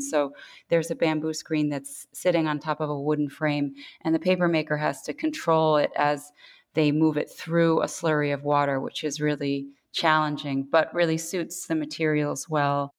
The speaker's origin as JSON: {"language": "English", "region": "New York", "country": "United States", "tie": "born or raised there", "moved": "as an adult", "lives_now": "Korea", "said": "I was born in New York to Korean parents who had immigrated in their 20s to the US"}